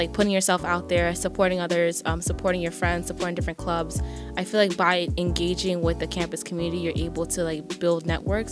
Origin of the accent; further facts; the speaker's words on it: New York City, New York, United States; English is a second language; also born or lived in Haiti; After I immigrated here, I knew no English literally